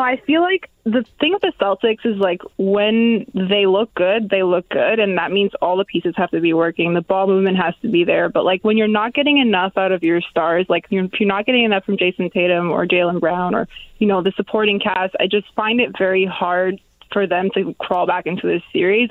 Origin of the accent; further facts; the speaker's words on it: Toronto, Ontario, Canada; I'm from Toronto